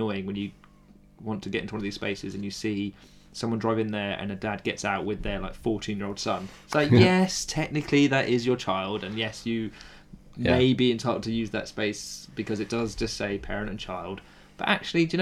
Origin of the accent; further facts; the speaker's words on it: United Kingdom; I am British